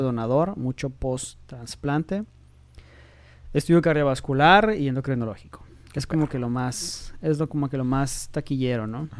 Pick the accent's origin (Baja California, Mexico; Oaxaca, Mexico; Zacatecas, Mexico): Baja California, Mexico; Tijuana; also born or lived in Mexico City; soy de Tijuana